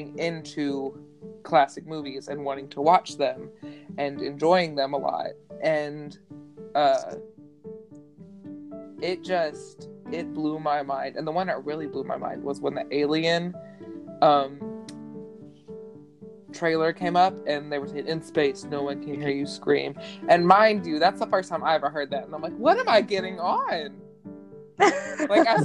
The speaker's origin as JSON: {"language": "English", "region": "the South", "country": "United States", "tie": "born or raised there", "said": "I grew up in the South"}